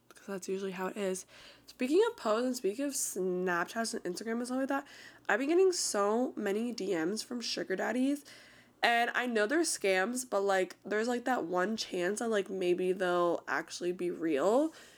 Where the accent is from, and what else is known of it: Florida, United States; born or raised there